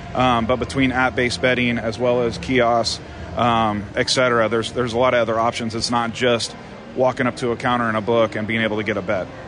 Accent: Las Vegas, Nevada, United States; born and raised in Vegas

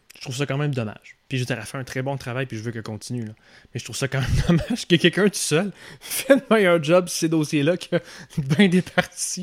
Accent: Quebec City, Quebec, Canada; moved away; Ex-gars de Québec, moi je viens de Québec pas mal. même si je suis pas né là, j'ai passé toute mon enfance là, jusqu'à ma scolarité, fin de scolarité là

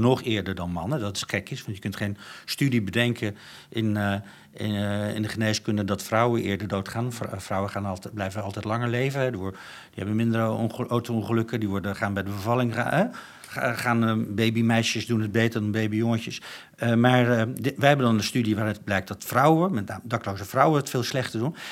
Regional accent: Netherlands; wij als Nederlanders

